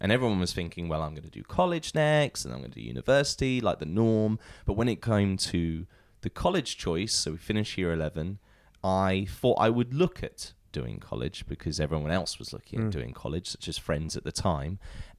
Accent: Portsmouth, South East England, United Kingdom; I'm originally from Portsmouth.

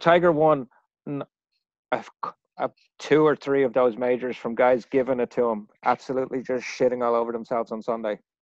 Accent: Dublin, Leinster, Ireland; moved away; Ricky and I grew up together in Ireland

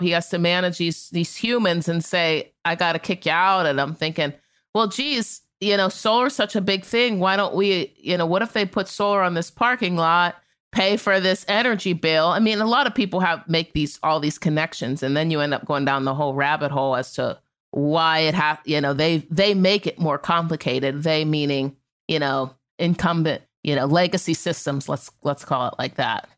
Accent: Appalachia, United States; I'm from Appalachia

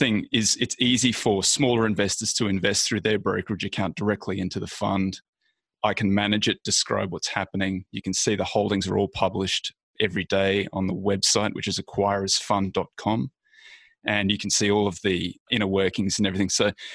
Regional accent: Australia; moved away as an adult; now in United States; I'm clearly Australian. I've been in the States for about a decade now.

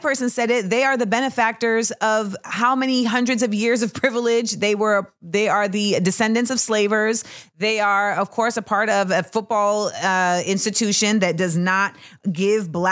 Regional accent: Florida, United States; also born or lived in Orlando; we are both from Florida, and we have both spent time in Orlando in our lives

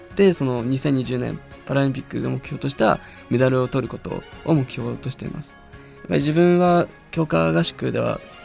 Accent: Hirosaki, Aomori, Japan; moved away as an adult; 地元が青森で祖父がりんご畑をやっていた

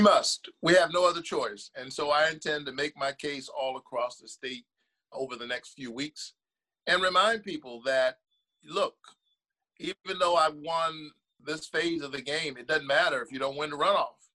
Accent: Savannah, Georgia, United States; I was born in this state, raised in this state, down in Savannah, Georgia

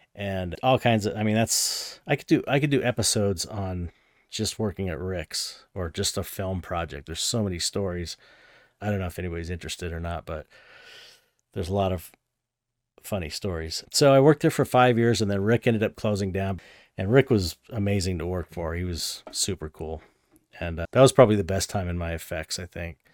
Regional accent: San Pedro, California, United States; I grew up in San Pedro, and that's, like, you know, forty minutes outside of Hollywood

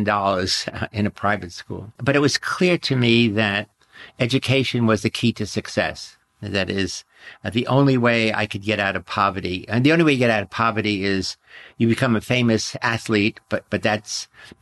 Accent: New York City, New York, United States; I was born in New York City 86 years ago in the Bronx, New York, on March 23rd, 1933

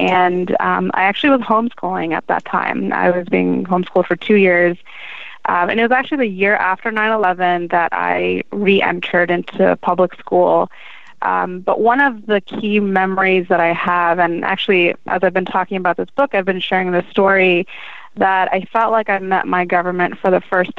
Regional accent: Gaithersburg, Maryland, United States; born and raised in Maryland

